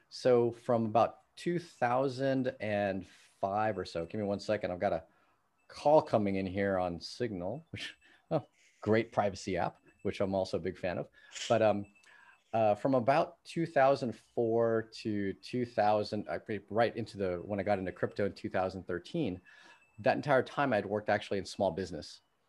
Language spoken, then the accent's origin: English; California, United States; And given that I grew up in the Bay Area, you know, worked in Silicon Valley, used to work for NVIDIA.